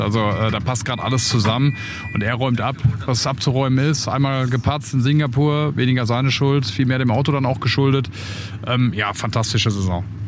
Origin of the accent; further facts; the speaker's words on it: Dortmund, North Rhine-Westphalia, Germany; ich komme ja aus Dortmund